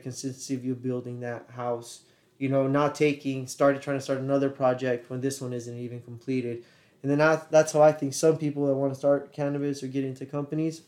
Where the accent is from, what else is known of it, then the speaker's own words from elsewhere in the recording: Anaheim, California, United States; also born or lived in Mexico; now in Las Vegas, United States; I'm actually born in Mexico, but Anaheim, California.